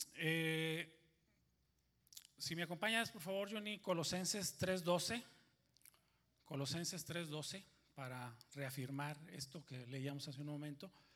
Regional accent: Monterrey, Nuevo León, Mexico; soy de Monterrey

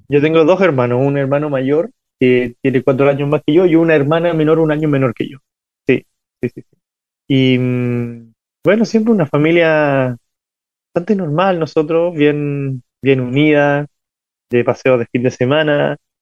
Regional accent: Ovalle, Coquimbo, Chile; yo nací en, en Ovalle, es una, una, ciudad mediana de Chile

